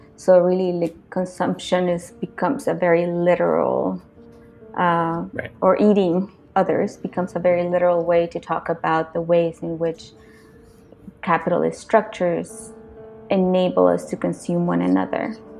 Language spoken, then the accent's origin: English; Nicaragua; moved away; my experience growing up in Nicaragua